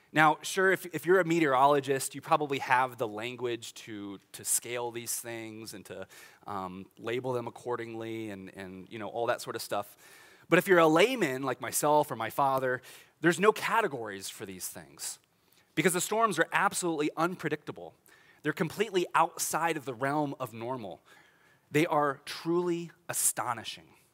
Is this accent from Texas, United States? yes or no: no; Olathe, Kansas, United States; I grew up in Olathe, Kansas